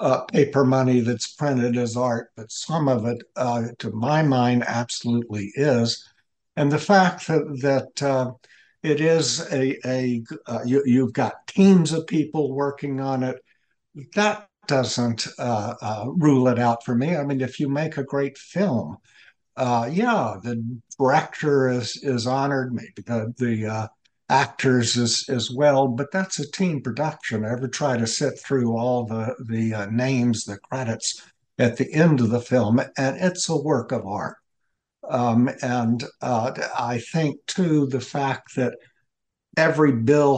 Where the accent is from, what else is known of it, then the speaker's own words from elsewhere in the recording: Atlanta, Georgia, United States; I'm a Southerner. Father's side of the family is from South Carolina, and my mother's from Chattanooga, Tennessee, and I grew up in Atlanta